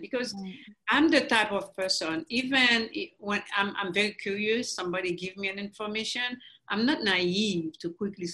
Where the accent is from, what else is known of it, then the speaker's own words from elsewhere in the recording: Haiti; moved away as an adult; now in United States; I grew up in Haiti, we grew up on mangoes, avocados